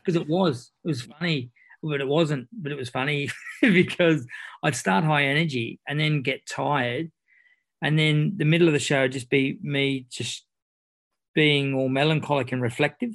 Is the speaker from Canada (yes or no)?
no; Australia; accent: Aussie; I lead with my second best accent and then switch into my Aussie